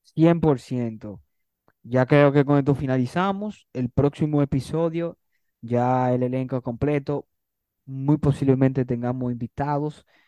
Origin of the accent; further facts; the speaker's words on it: Dominican Republic; somos dominicanos